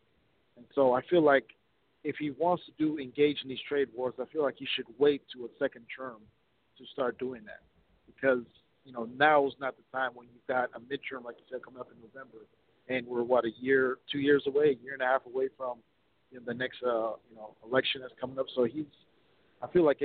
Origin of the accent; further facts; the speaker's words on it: Minnesota, United States; I'm from Minnesota